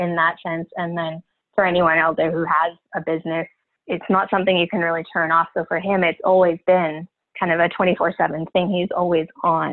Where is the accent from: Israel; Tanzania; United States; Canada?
Canada; Northern Ontario; I am from Canada, actually in Northern Ontario, so almost right in the middle of Canada when you look at it on a map.